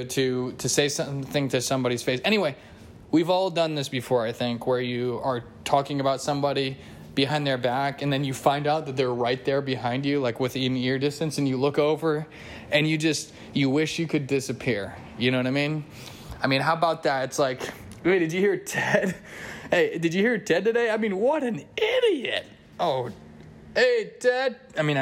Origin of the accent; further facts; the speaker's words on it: United States; I'm an American.